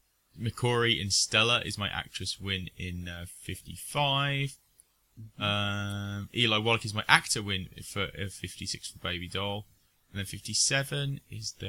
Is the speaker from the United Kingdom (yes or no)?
yes; United Kingdom; being British